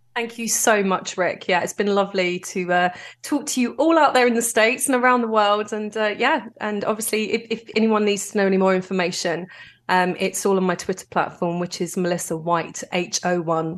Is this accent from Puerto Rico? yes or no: no; London, United Kingdom; I'm from Greenwich in southeast London